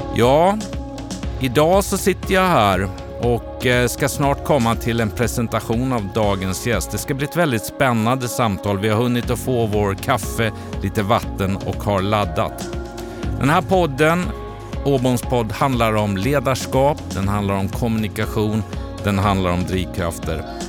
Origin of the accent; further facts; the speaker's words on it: Borås, Västra Götaland, Sweden; now in Stockholm, Sweden; Jag har ju mina rötter, inte från Luleå, men väl från Borås